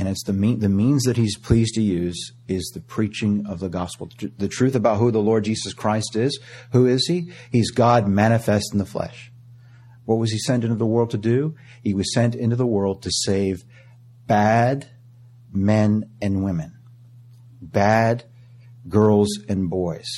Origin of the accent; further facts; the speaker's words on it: Canada; moved away; I was born in Canada